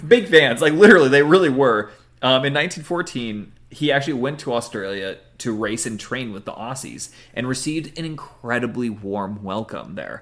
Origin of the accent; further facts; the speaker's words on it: Newport Beach, California, United States; my hometown of Newport Beach, California